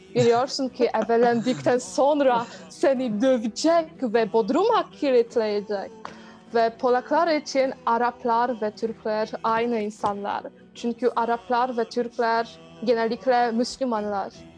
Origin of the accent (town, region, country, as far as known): Poland; Turkish is a second language